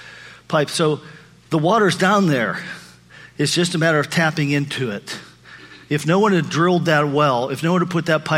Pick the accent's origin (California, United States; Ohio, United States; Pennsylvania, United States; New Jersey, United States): Pennsylvania, United States; moved away; taking my daughter back to Pennsylvania, to my hometown, with me